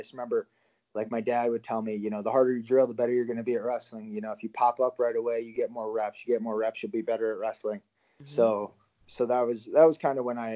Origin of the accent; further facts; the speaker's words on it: Shell Rock, Iowa, United States; moved away as an adult; also born or lived in Des Moines, Iowa; now in State College, United States; Born and raised in Shell Rock, Iowa.